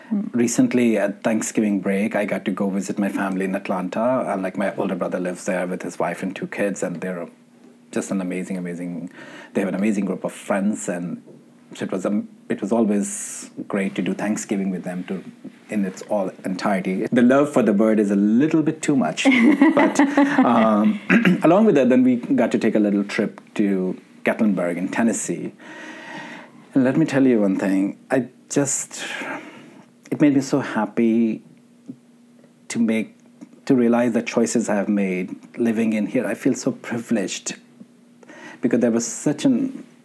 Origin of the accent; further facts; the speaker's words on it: Pakistan; Growing up in Pakistan, and I always thought like Sufism was always about Qawwalis and listening to …